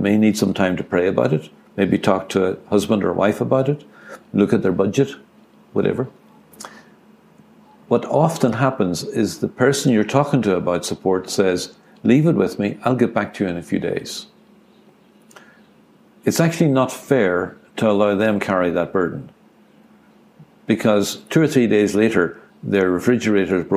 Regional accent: Ireland; I'm an Irishman

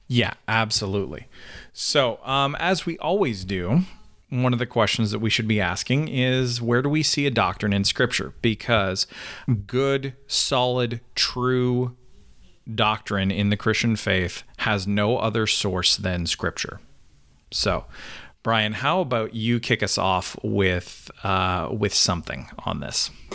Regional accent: Canada; now in United States; I'm a Canadian

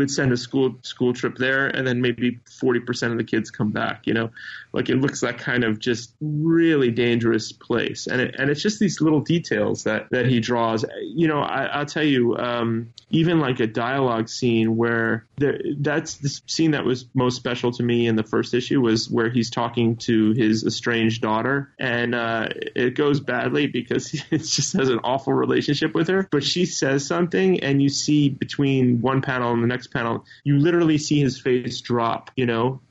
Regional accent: New York, United States; I live in New York, so or I'm from New York.

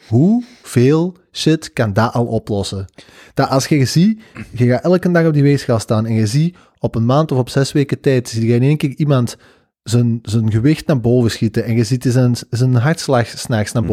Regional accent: Belgium; wij als België

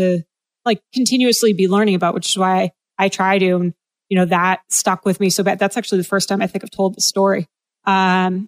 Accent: New England, United States; I grew up in New England

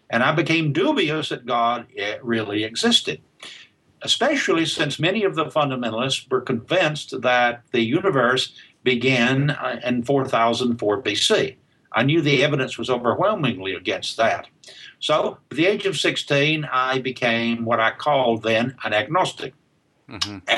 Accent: Alabama, United States; accent: Southern; I, well, I was um, in, raised in uh, rural Alabama, um, there's still a remnant, at least, of my southern accent in the way I speak English.

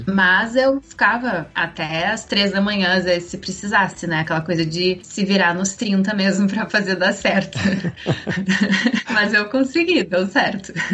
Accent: Porto Alegre, Rio Grande do Sul, Brazil; moved away as an adult; now in South Africa; Eu sou de Porto Alegre, no sul do Brasil, e eu sempre morei lá toda a minha vida

